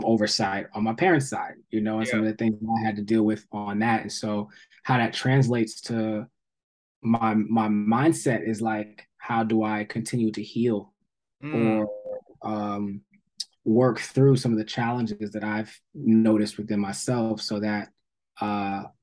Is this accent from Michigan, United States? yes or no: no; Somerset, New Jersey, United States; moved away; also born or lived in Atlanta; I grew up in New Jersey